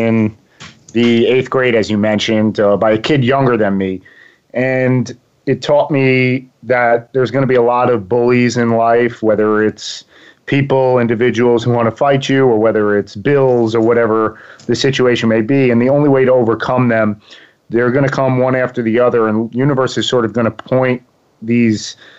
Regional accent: Long Island, New York, United States; accent: East Coast; now in Boca Raton, United States; I'm from Long Island, New York

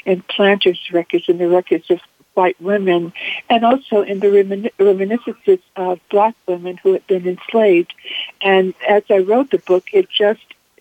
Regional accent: the South, United States; I grew up in the South, and so I have a special sense of home and the meaning of home as a Southerner.

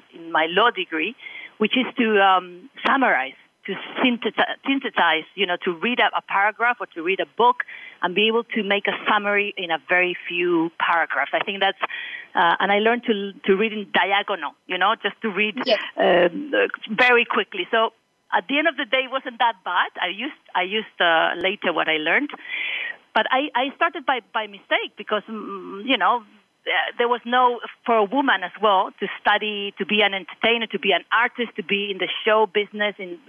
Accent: Madrid, Community of Madrid, Spain; English is a second language; I was born in Madrid, raised in Madrid, and, I've lived in Madrid a long time up to university

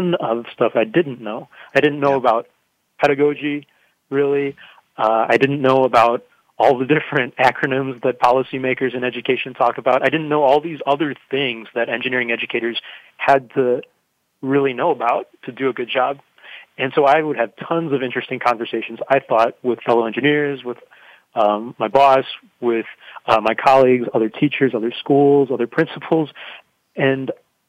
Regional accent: Chicago, Illinois, United States; moved away; I'm from Chicago, and I thought I was going to stay in that city forever

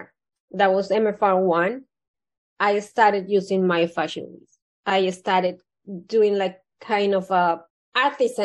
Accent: Colombia; moved away; I was born in Colombia, South America.

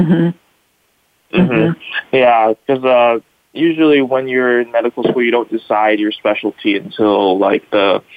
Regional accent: Bellevue, Washington, United States; now in Bellingham, United States; I grew up in Bellevue, Washington, spent my whole life there

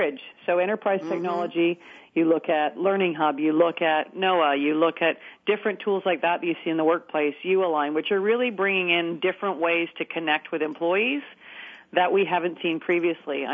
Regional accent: Vancouver, British Columbia, Canada; accent: Canadian; I have a bit of a Canadian accent because I'm from Vancouver

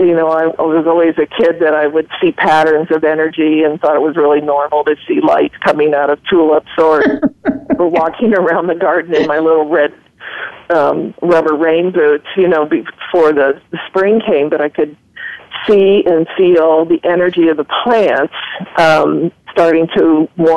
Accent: Ohio, United States; I'm a pretty simple Midwestern woman. I grew up in Ohio

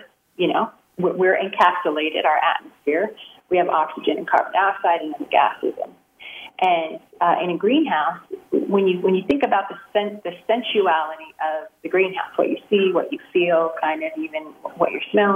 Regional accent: San Joaquin Valley, Sacramento Valley, California, United States; I grew up in the San Joaquin Valley, Sacramento Valley

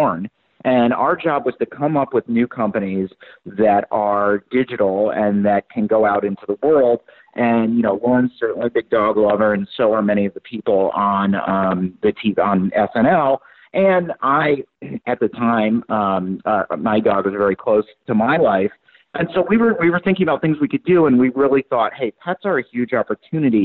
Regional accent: Michigan, United States; I'm from Michigan

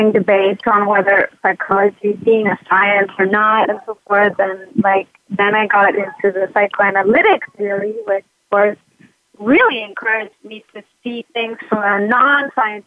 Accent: United States; now in Buenos Aires, Argentina; I'm an American psychologist living in Buenos Aires

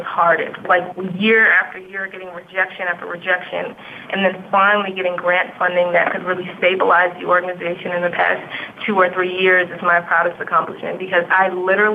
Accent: United States; I'm an American and because I was born here

